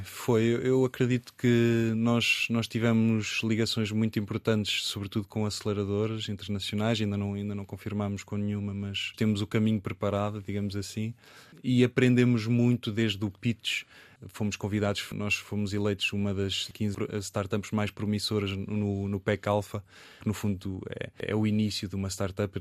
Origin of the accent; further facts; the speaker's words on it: Coimbra, Centro, Portugal; foi muito bom viver e estar em Coimbra. Desde, eh, nasci em Coimbra